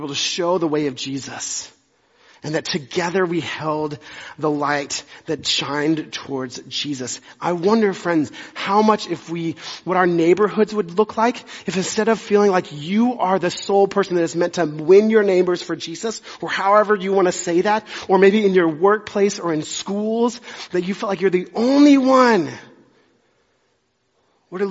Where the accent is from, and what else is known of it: Dallas, Texas, United States; born or raised there; also born or lived in Amarillo, Texas